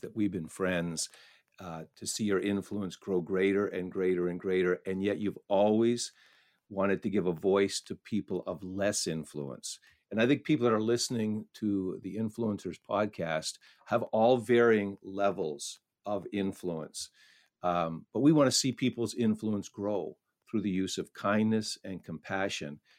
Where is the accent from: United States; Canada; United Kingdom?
Canada; I grew up in a, in a very small town nestled up along the Ottawa River